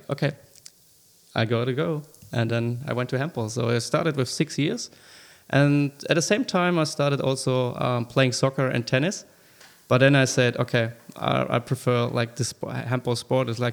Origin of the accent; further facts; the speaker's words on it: Germany; moved away as an adult; now in Sydney, Australia; I'm originally from Germany